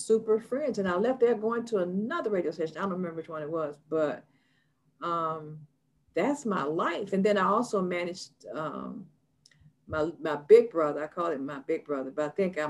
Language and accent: English; Chicago, Illinois, United States; moved away as an adult; also born or lived in Georgia / California; I was from Chicago